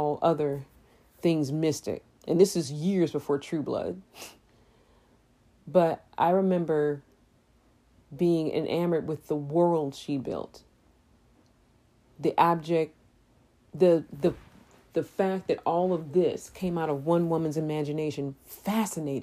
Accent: St. Louis, Missouri, United States; I grew up in St. Louis

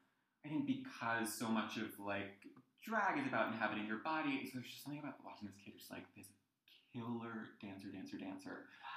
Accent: New Jersey, United States; I grew up in the middle of New Jersey, which I always say I hope is not apparent from my accent.

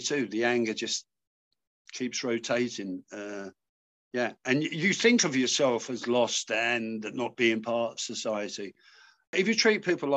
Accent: London, United Kingdom; now in Manchester, United Kingdom; I'm a Londoner, but I live in Manchester now.

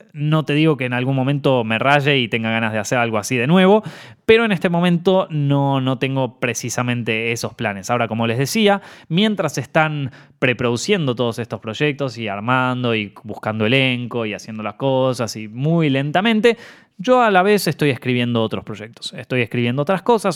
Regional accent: Argentina; also born or lived in Buenos Aires; como argentino

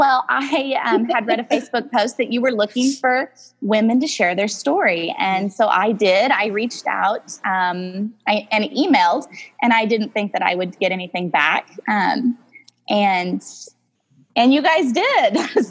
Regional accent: Southern Missouri, United States; I am born and raised in Southern Missouri, the only girl between two boys.

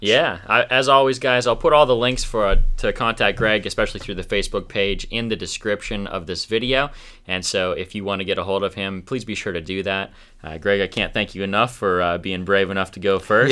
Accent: Minnesota, United States; also born or lived in Greensburg, Pennsylvania; now in Armstrong County, Pennsylvania, United States; I'm originally from Minnesota, but moved here from Greensburg.

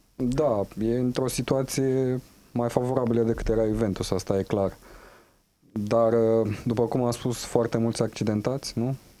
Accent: Huși, Moldavia, Romania; Da, și eu tot fiul al Moldovei sunt. Da. Uh, tot la mine, în orașul natal

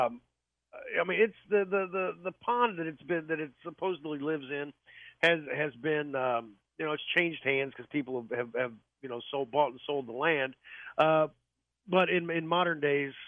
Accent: Orrick, Missouri, United States; my hometown of Oreck, Missouri

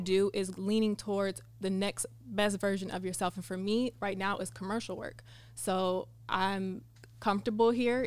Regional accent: Sacramento, California, United States; now in San Diego, United States; I'm from Sacramento, California, now living in San Diego.

